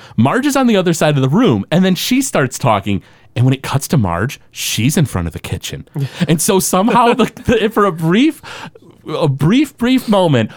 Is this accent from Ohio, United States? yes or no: no; Detroit, Michigan, United States; we're from the Detroit area.